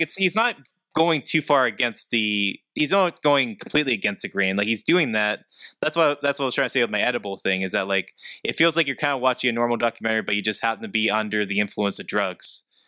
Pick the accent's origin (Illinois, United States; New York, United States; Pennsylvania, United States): Pennsylvania, United States; hometown where Andy Warhol is buried; he's buried in my hometown.